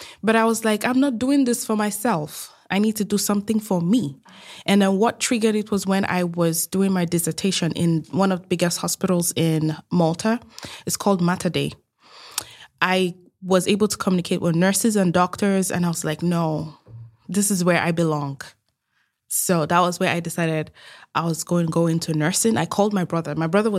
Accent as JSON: {"language": "English", "country": "Nigeria", "tie": "born or raised there", "moved": "as an adult", "said": "Like, I'm Nigerian. I grew up in Nigeria most of my adulthood, and I left Nigeria at the age of 19."}